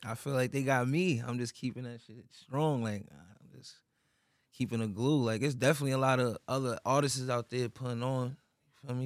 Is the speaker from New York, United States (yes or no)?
yes; New York City, New York, United States; My childhood was like, shit was some little Queen shit, really. Cause I'm from Queens